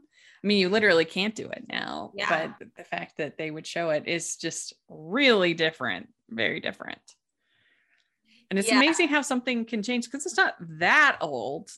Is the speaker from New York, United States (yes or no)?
no; Maryland, United States; growing up in Maryland